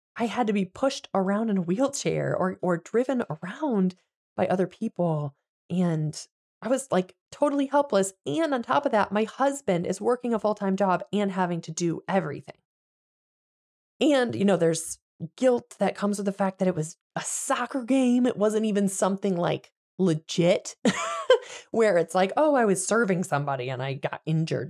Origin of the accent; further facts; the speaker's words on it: Michigan, United States; moved away as an adult; also born or lived in Virginia / Pennsylvania; we moved to Michigan when Adeline is one. and buy a house in my hometown